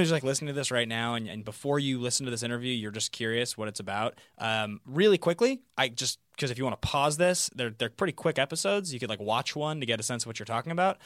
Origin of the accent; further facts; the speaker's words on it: Seattle, Washington, United States; moved away as an adult; now in Los Angeles, United States; I moved to L A and I was from Seattle